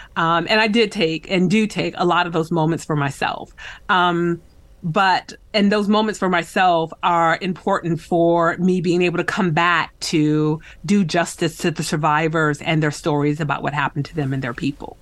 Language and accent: English; West Michigan, United States; I grew up in West Michigan, uh, along Lake Michigan.